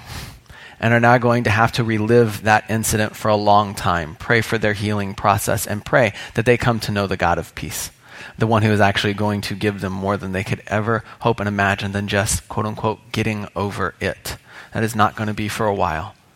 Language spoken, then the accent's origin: English; Indianapolis, Indiana, United States; I grew up in Indianapolis. I am what you might call a Hoosier